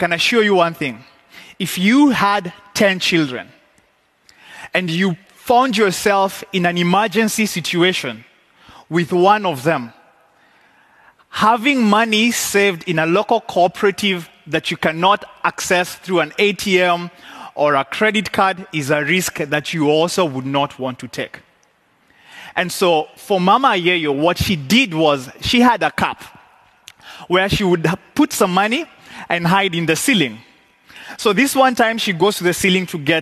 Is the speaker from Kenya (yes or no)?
yes; Kenya; I come from Kenya